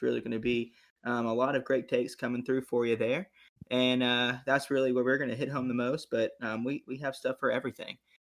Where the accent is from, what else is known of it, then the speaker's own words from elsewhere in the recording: Columbia, South Carolina, United States; I'm from Columbia.